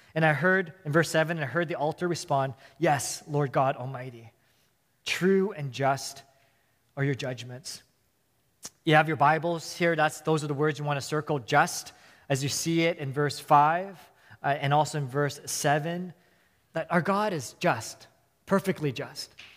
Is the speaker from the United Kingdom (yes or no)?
no; Vancouver, British Columbia, Canada; also born or lived in Hong Kong; I was born and raised in Vancouver